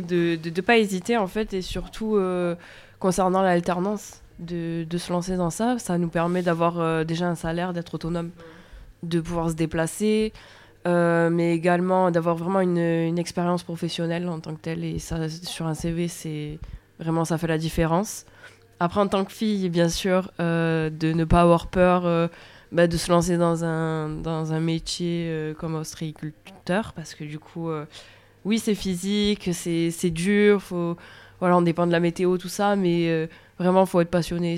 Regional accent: Bouches-du-Rhône, Provence-Alpes-Côte d'Azur, France; moved away as an adult; also born or lived in Sète; je suis originaire des Bouches-du-Rhône

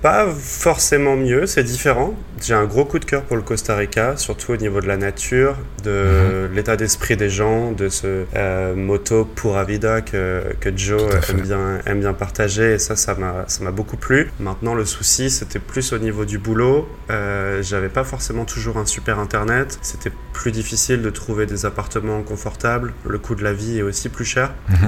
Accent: Brittany, France; moved away as an adult; also born or lived in Rennes; now in Mexico; je suis né en Bretagne. On va dire que le club le plus proche de chez moi, ça va être Guingamp, Stade Rennais

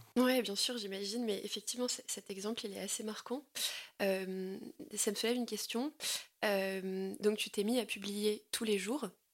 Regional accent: Aisne, Hauts-de-France, France; j'ai grandi dans l'Aisne

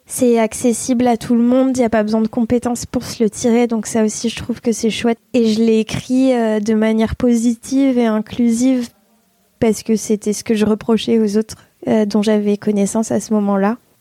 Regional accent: Provence-Alpes-Côte d'Azur, France; also born or lived in Bordeaux; j'ai déménagé dans la région avec mes parents et ma sœur quand j'avais 8 ans

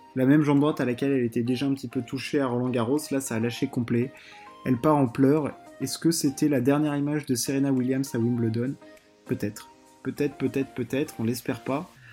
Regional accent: France; on est français

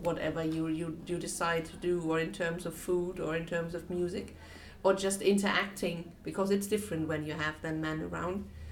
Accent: Germany; now in Finland; I'm from Germany

